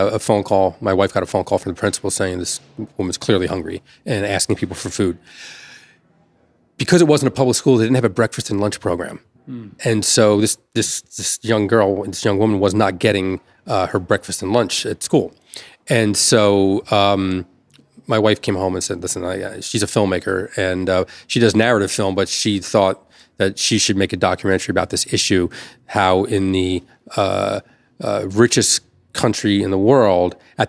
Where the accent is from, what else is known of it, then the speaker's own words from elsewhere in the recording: Elizabeth, New Jersey, United States; I grew up in Elizabeth, New Jersey